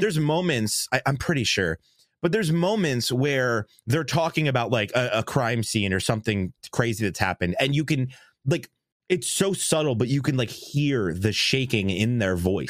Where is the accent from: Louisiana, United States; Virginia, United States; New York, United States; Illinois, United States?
New York, United States; growing up in New York